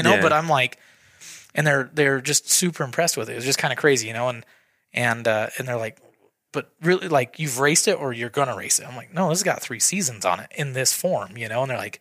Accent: Idaho, United States; we're just from Idaho

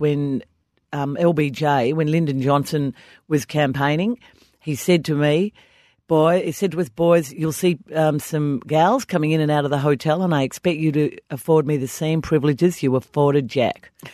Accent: Australia; as we Australians do pretty much every public holiday

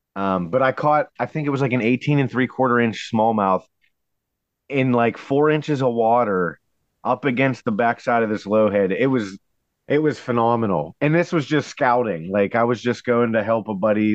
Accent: Sarver, Pennsylvania, United States; I grew up on Sarver Road, up the just probably two miles from that spot on Buffalo Creek

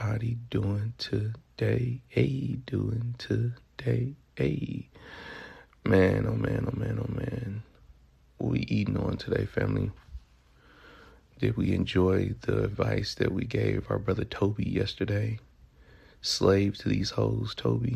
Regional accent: Memphis, Tennessee, United States; accent: Southern; now in California, United States; I derive from the east part of Memphis, Tennessee.

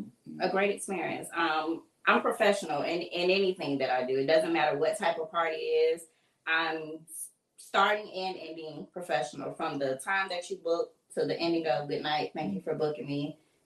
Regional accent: Fort Lauderdale, Florida, United States; I am originally from Fort Lauderdale, Florida. Fort Lauderdale? Yes. Born and raised.

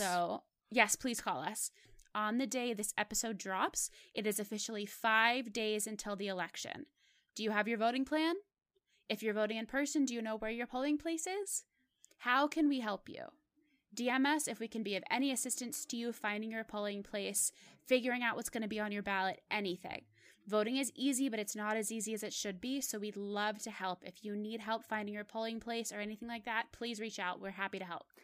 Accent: Pittsburgh, Pennsylvania, United States; moved away as an adult; I'm, I'm from Pittsburgh, and Mister Rogers was actually my neighbor. He lived in my neighborhood.

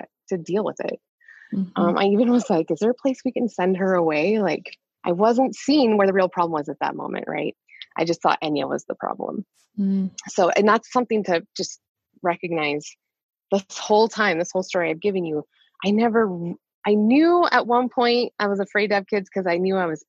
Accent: Montana, United States; I grew up in Montana

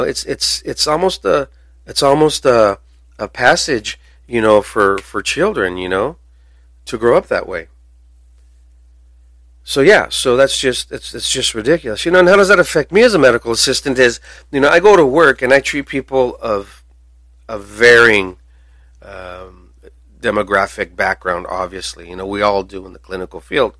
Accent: United States; we should here in America

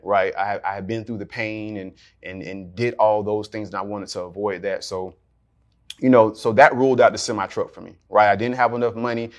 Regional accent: Jacksonville, Florida, United States; I am from Jacksonville, Florida, also known as Duval County

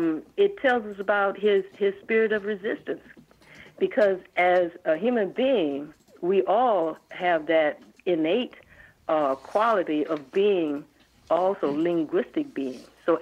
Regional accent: Baton Rouge, Louisiana, United States; also born or lived in New Orleans; Oh, I'm from Louisiana. I'm not Cajun, but I'm born in New Orleans and reared in Baton Rouge.

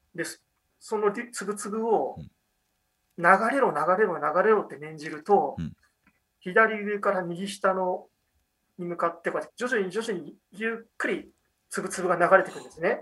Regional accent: near Kita Ward, Tokyo, Japan; born or raised there

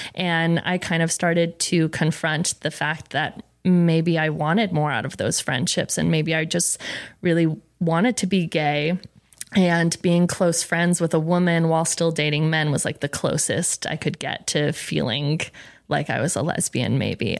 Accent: Rhode Island, United States; Rhode Island. Um, I came from a very Italian family

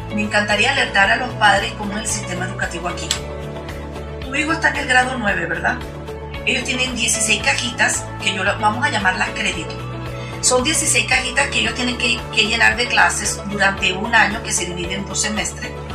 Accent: Venezuela; now in Utah, United States; yo soy venezolana

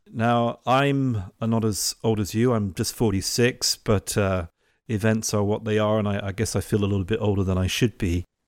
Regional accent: England, United Kingdom; moved away as an adult; now in Italy; I'm English, right? So I grew up in England

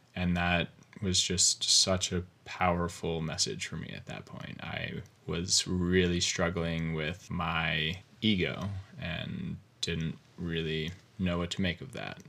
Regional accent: Covington, Virginia, United States; moved away as an adult; also born or lived in Connecticut / Chapel Hill, North Carolina / Bozeman, Montana; I grew up in Covington, Virginia. It's, um, southwestern Virginia on the Appalachian Mountains.

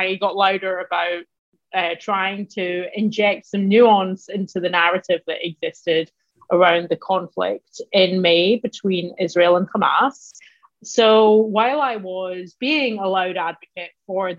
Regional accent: Glasgow, Scotland, United Kingdom; moved away as an adult; now in United States; I'm Scottish. And more specifically, I'm Glaswegian

